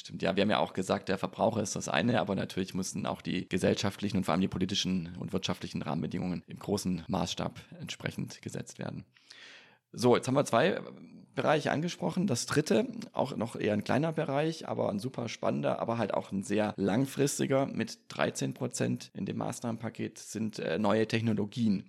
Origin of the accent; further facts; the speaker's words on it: near Stuttgart Airport, Baden-Württemberg, Germany; ich bin in der Nähe vom Stuttgarter Flughafen groß geworden